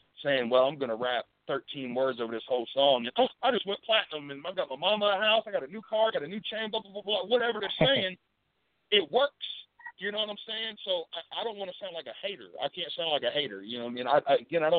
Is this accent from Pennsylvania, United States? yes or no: no; Hilltop, Bainbridge, Ohio, United States; I grew up in the Hilltop, Ohio, and I grew up in Bainbridge, Ohio